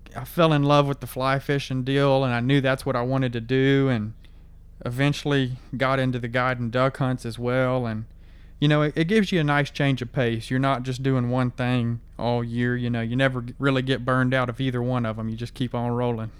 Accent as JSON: {"language": "English", "town": "Gonzales", "region": "Texas", "country": "United States", "tie": "born or raised there", "said": "I grew up in Gonzales, Texas, which is like two hours north of where I live now."}